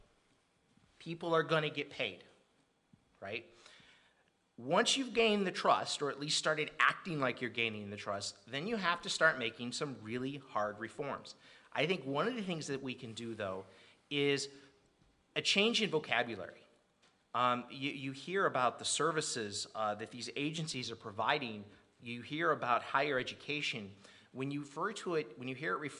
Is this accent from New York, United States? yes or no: no; Rochelle, Illinois, United States; I come from Rochelle